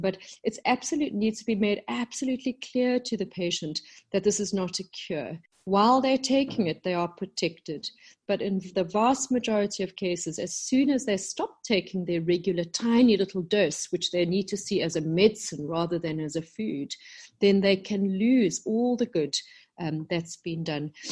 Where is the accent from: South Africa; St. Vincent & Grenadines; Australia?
South Africa; moved away as an adult; also born or lived in London, United Kingdom; when I came back to South Africa, my home country, about 10 years ago